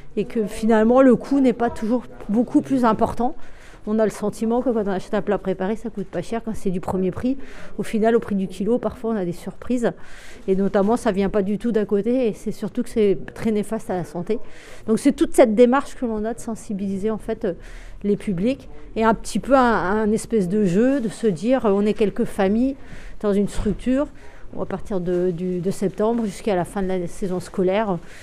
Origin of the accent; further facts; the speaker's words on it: Brest, Brittany, France; Je suis issu de la ville, je suis née à Bellevue